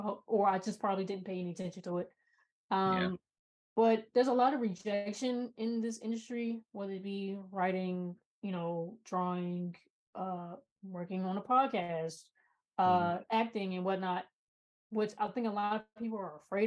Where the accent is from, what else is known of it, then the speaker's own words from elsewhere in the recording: United States; being an American